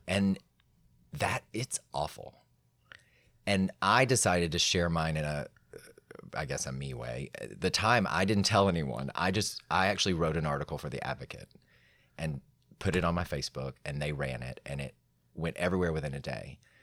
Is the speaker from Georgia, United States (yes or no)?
yes; Atlanta, Georgia, United States; I was raised in Atlanta